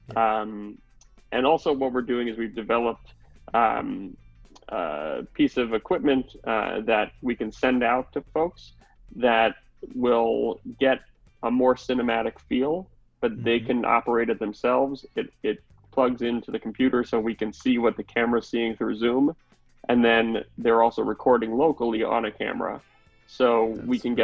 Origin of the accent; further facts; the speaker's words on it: New York City, New York, United States; I grew up in Manhattan